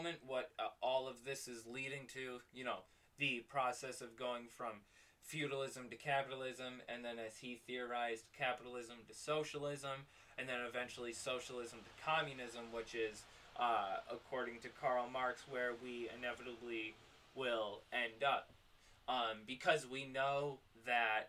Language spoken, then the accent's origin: English; New York, United States; my hometown is actually not a small city. It's actually one of the largest metropolitan city within New York